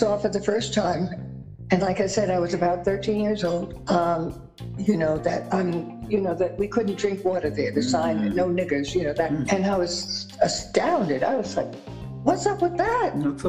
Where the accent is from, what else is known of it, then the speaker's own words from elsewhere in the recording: New York, United States; And so she pulled us out and I attended an Episcopal school in Manhattan.